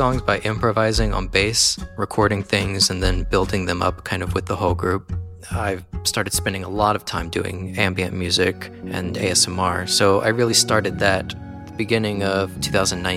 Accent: Southwest Louisiana, United States; now in California, United States; I grew up in Southwest Louisiana

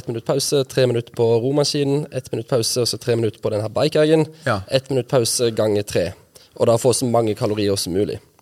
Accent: Nærbø, Rogaland, Norway; moved away as an adult; also born or lived in Lillesand, Agder; jeg er født og oppvokst i Lillesand. Så I Lillesand, ja. Bodde i Lillesand til jeg var ti, og når jeg var ti, så flytta vi til Nærbø på Jæren. Ja. Det er der mamma er fra. Ja. Og så bodde jeg der til jeg var 20

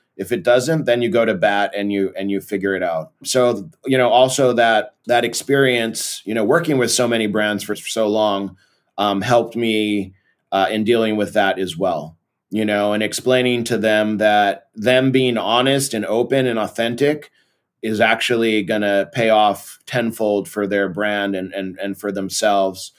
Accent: Belo Horizonte, Minas Gerais, Brazil; moved away as an adult; also born or lived in Massachusetts, United States / São Paulo, Brazil; now in California, United States; when I was eight years old, I moved to Belo Horizonte, Brazil, and lived there, and then in São Paulo, um, until I was twenty-four, and then I moved back to California

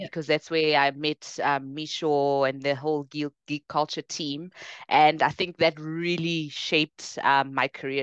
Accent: Bronkhorstspruit, Gauteng, South Africa; also born or lived in Ekangala / Pretoria; I actually grew up in Ekangala for the first part of my life, ah, yeah. small township outside of Bronkhorstspruit

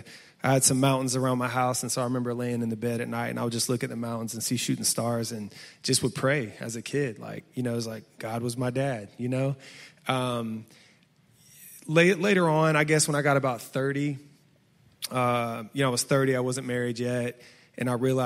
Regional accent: Chicago, Illinois, United States; You know, my father, you know, growing up in Chicago, when you're younger, you don't want to just like talk on the phone all the time.

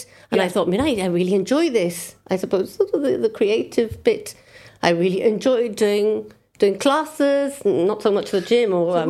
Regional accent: United Kingdom; I'm British.

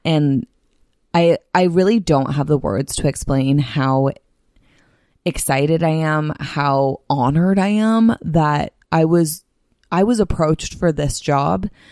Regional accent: Bay Area, California, United States; moved away as an adult; also born or lived in Salt Lake City; now in San Diego, United States; the Bay Area, which is my, my hometown

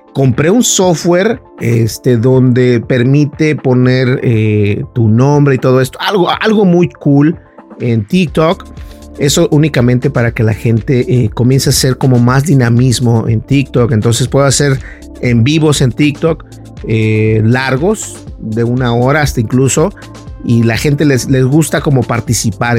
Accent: Mexico; los mexicanos sabemos lo que es una cajeta

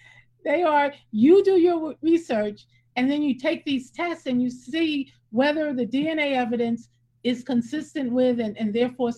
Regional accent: South Carolina, United States; In my hometown, I don't even think there's a synagogue in the town I was born in South Carolina

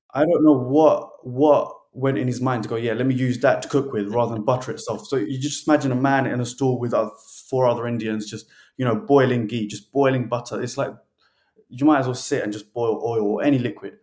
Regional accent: United Kingdom; us as British

